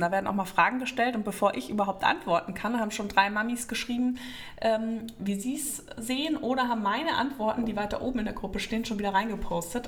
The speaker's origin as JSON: {"language": "German", "region": "Northern Germany", "country": "Germany", "tie": "born or raised there", "moved": "yes", "lives_now": "Frankfurt, Germany", "said": "bin ja ein gebürtiges Nordlicht"}